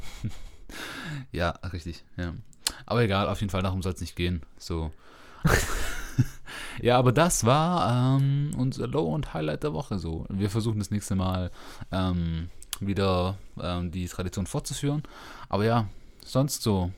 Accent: Germany; die wir als äh, Deutsche über euch haben

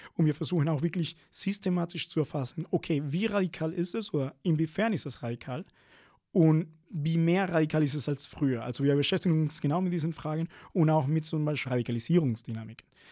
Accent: Venezuela; now in Berlin, Germany; bin ich in Venezuela aufgewachsen

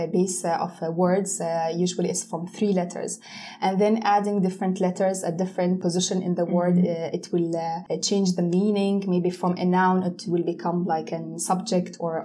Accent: Jordan; first language Arabic and Russian; English is a second language; I was born in Jordan, but I mean, I have two cultures. My mom, she's Russian.

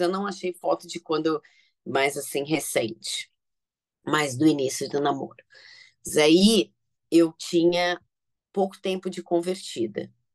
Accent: São Paulo, Brazil; Eu, assim, nasci em São Paulo, né, capital

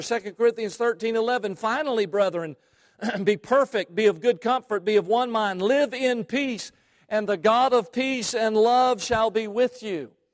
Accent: Savannah, Georgia, United States; I come from Savannah, Georgia, where there was a slave trading post there

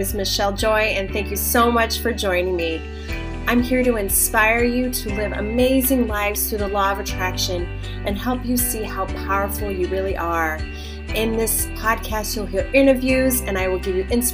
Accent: Portland, Oregon, United States; in my hometown of Portland, Oregon

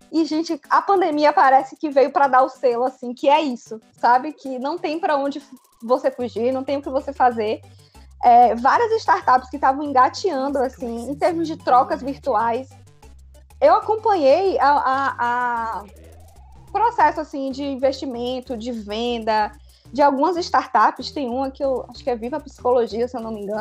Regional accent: Bahia, Brazil; Sou da Bahia.

